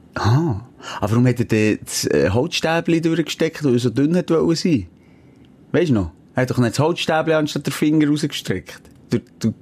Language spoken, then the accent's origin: German; Switzerland; in Boldigen, dort, wo ich aufgewachsen bin